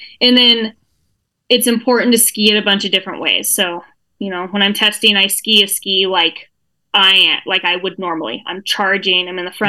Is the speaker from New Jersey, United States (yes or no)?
no; Sun Valley, Idaho, United States; also born or lived in Salt Lake City, Utah; So born and raised in Sun Valley. I left for 12 years.